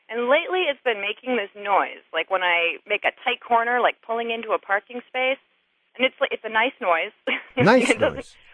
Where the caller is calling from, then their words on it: Grafton, Vermont, United States; I'm calling from Grafton, Vermont.